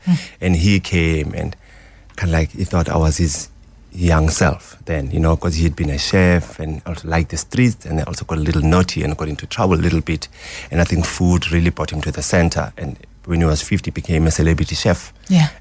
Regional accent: Soweto, Gauteng, South Africa; also born or lived in Yeoville, Johannesburg; I grew up in Soweto.

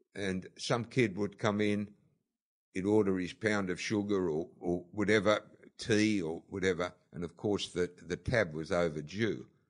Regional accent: Sydney, New South Wales, Australia; when I grew up in Bondi, it was, uh, certainly a, a, a different Bondi to what we have today.

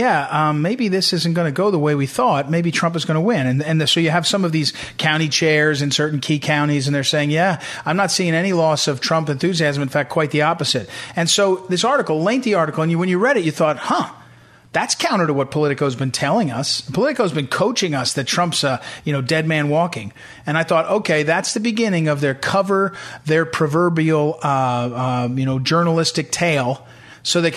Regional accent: Missouri, United States; I'm from Missouri

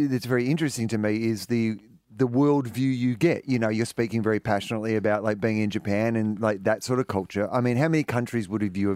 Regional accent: Geelong, Victoria, Australia; When I, when I was growing up in Geelong, that I'd ever make it

